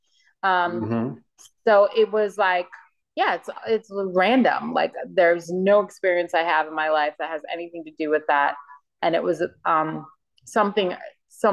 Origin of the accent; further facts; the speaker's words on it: United States; I grew up in Hurricane Alley